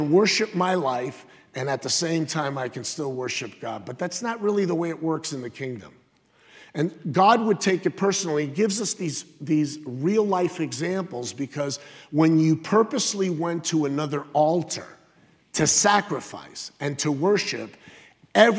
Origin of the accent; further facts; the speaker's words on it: United States; I'm true blue. I'm American.